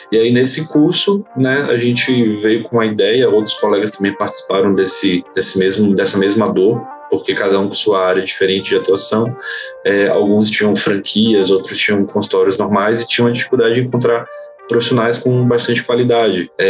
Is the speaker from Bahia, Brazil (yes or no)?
yes; Bahia, Brazil; morei em alguns estados diferentes